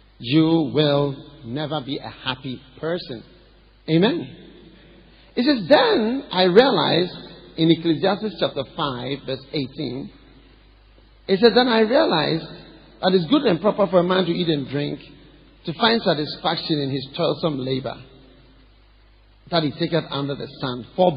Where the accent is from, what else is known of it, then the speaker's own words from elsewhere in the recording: Ghana; I'm Ghanaian. I'm from Ghana. Even if you think I'm not Ghanaian, I'm Ghanaian. Because this is where I've been all my life